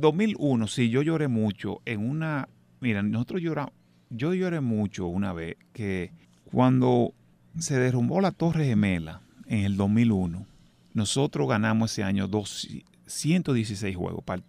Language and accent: Spanish; Dominican Republic; moved away; yo soy dominicano